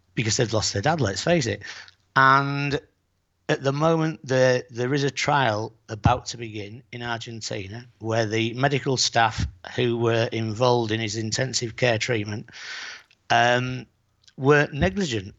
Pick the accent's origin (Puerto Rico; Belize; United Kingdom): United Kingdom; Bridlington, Yorkshire and the Humber; now in Playa San Juan, Spain; I am from Yorkshire